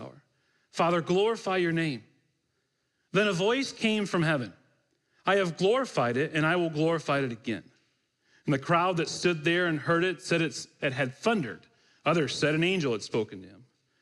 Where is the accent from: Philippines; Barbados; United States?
United States; Michigan; I grew up in Michigan, so my team was the Detroit Red Wings.